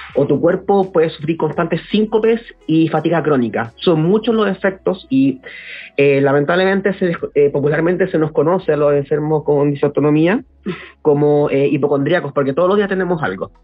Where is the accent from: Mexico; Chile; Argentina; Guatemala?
Chile; Santiago, Santiago Metropolitan Region; nací y crecí en Santiago de la, de la región metropolitana